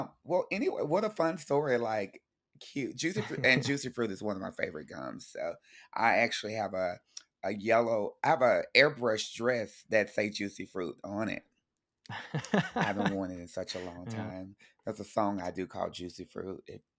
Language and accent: English; Texas, United States; Mind you, I grew up in Texas, so rodeos are really fun.